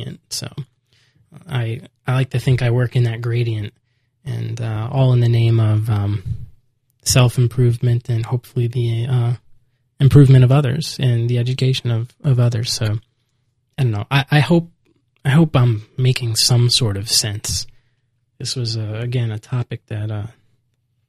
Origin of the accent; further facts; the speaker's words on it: United States; moved away as an adult